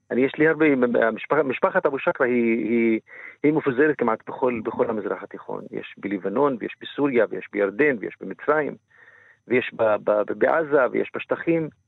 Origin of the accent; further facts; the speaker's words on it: Israel; אני גם פה וגם שם מדבר על עצמי, גם כפלסטיני וגם כערבי ישראלי וגם כה, יש פה מורכביות של הזהות